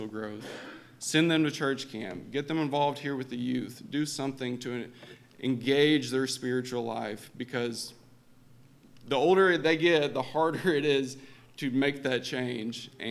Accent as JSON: {"language": "English", "region": "Oklahoma", "country": "United States", "tie": "born or raised there", "also_born_or_lived": "Kentucky", "moved": "as an adult", "said": "I'm originally from Oklahoma, and I grew up in a household where work and sports came way before going to church"}